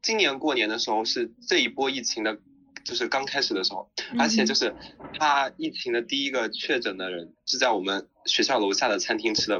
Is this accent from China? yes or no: yes; China; moved away as an adult; also born or lived in Xinjiang; now in Hong Kong; 我在内地长大